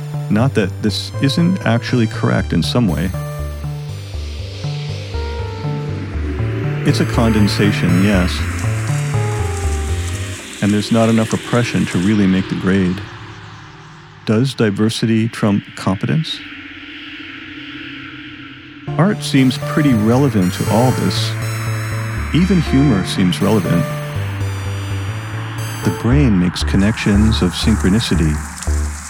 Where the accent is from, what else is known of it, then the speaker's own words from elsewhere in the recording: Colorado, United States; I'm from Colorado